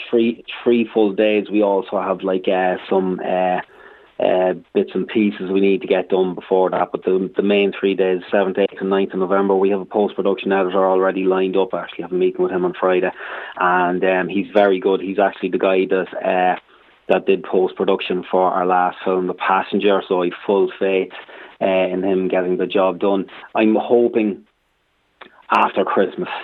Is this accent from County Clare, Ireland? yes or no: no; Trim, County Meath, Ireland; my hometown of Trim